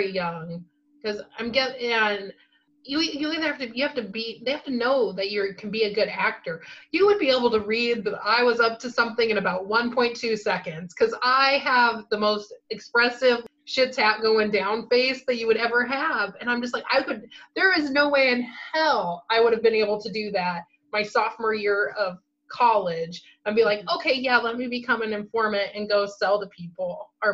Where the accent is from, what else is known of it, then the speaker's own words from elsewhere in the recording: Midwest, United States; I'm from the Midwest